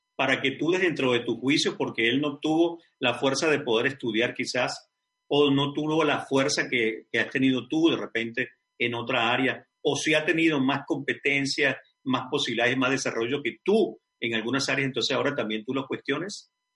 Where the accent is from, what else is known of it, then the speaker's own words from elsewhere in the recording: Caracas, Capital District, Venezuela; moved away; Caracas, Venezuela, mi ciudad natal, mi país